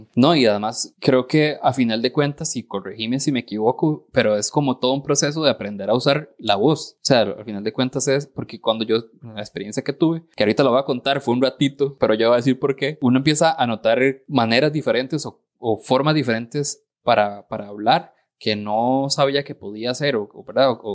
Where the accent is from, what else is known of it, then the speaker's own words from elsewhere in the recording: Costa Rica; accent: tico; yo digo la, la, R como tico y la voy a seguir diciendo así